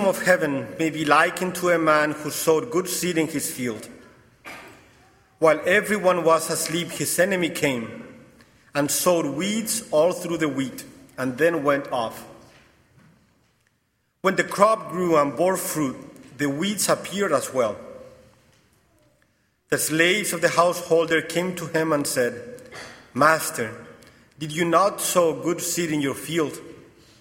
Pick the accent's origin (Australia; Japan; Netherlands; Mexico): Mexico; accent: Mexican and Portuguese; English is a second language; moved away as an adult; also born or lived in New Hampshire, United States / Italy / Brazil; now in Connecticut, United States; I'm originally from Mexico